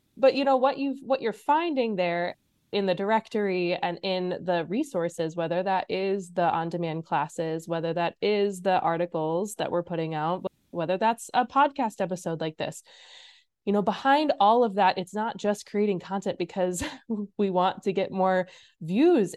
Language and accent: English; Illinois, United States; moved away as an adult; also born or lived in Iowa; now in Minnesota, United States; I grew up in Illinois went to school in Iowa, and then migrated my way up north to Minnesota.